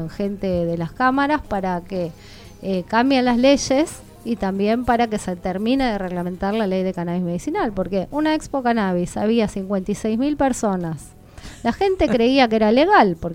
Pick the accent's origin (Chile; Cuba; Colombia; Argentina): Argentina; los canadienses son canadienses, nosotros somos argentinos, hay que adecuar la ley al argentino.